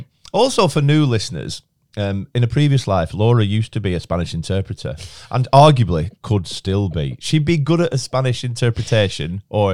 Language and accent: English; Chorley, North West England, United Kingdom; I'm 38 from Chorley.